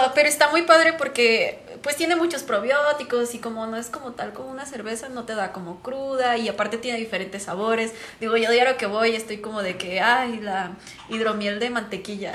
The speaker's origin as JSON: {"language": "Spanish", "town": "Guadalajara", "region": "Jalisco", "country": "Mexico", "said": "somos de aquí de Guadalajara, orgullosamente"}